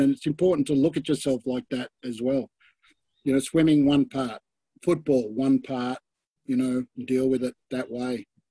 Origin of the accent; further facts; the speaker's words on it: Sydney, New South Wales, Australia; I grew up in Balmain, plenty of crooks around Balmain.